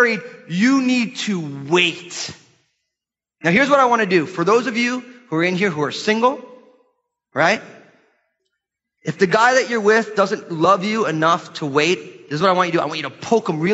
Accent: United States; our lives as American Christians

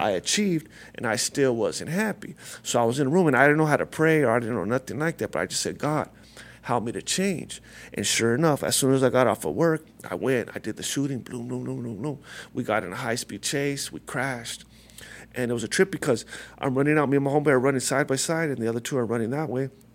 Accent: La Puente, California, United States; I grew up right here, near here, a lot of, uh, I'm from, uh, La Puente, California

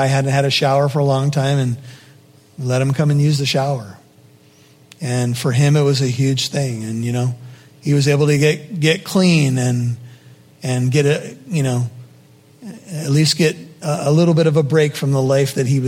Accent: United States; as an American

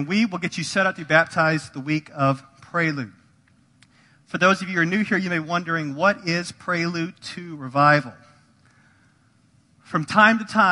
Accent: United States; If you were born or raised in America

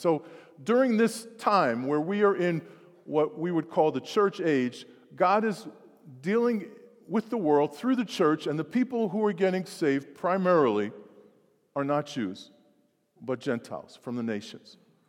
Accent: New York, United States; the neighborhood that I grew up in New York

